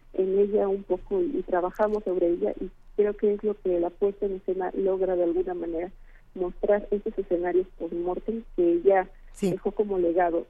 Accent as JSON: {"language": "Spanish", "region": "Querétaro", "country": "Mexico", "tie": "born or raised there", "said": "en el estado de Querétaro, de donde yo soy originaria"}